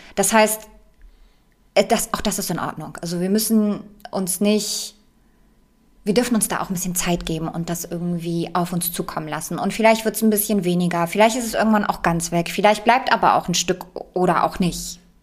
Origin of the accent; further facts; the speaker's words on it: Poland; moved away; ich komme ja aus Polen gebürtig